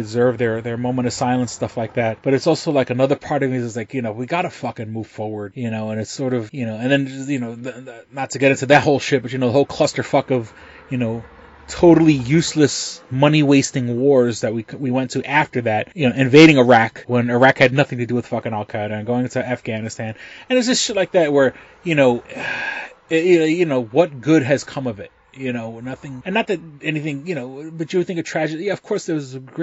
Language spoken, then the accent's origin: English; New York City, New York, United States; now in Rochester, United States; growing up in New York City during 9/11, you know, I was 3 miles away from the towers when they fell